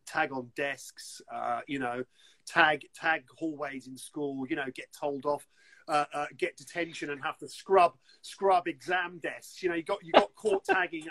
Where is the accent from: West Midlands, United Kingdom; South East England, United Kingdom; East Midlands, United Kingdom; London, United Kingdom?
London, United Kingdom; We're two kids from West London.